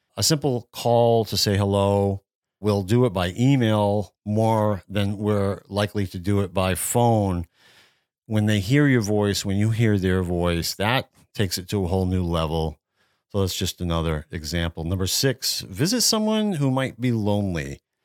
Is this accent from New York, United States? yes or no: no; Worcester area, Massachusetts, United States; moved away; I grew up near Worcester in the Worcester area of Massachusetts. This is central Massachusetts